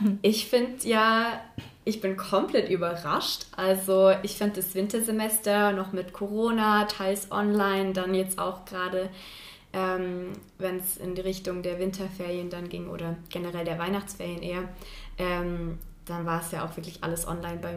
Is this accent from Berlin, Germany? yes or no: no; Chemnitz, Saxony, Germany; also, ich komme ursprünglich aus Sachsen, aus Chemnitz. Ich glaube, das hört man nicht so an.